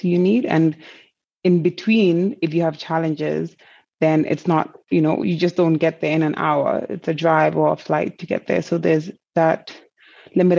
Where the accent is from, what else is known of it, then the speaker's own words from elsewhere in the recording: Gambia; moved away as an adult; also born or lived in Canada; I grew up in Gambia till I was 19 before moving